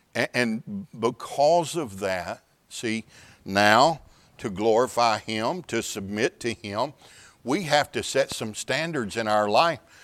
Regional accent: Houston, Texas, United States; I'm from the Houston area

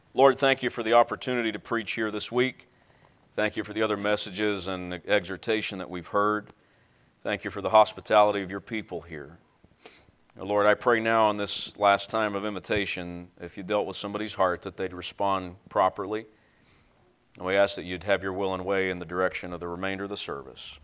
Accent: Tennessee, United States; I'm from Tennessee

